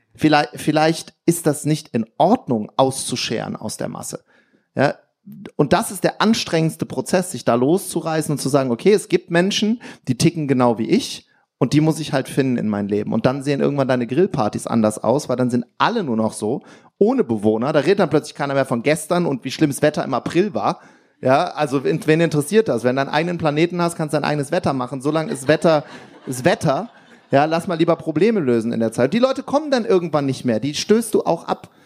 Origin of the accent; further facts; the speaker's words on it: Wuppertal, North Rhine-Westphalia, Germany; Das hieß bei uns in Wuppertal, hieß Kaffee wichtig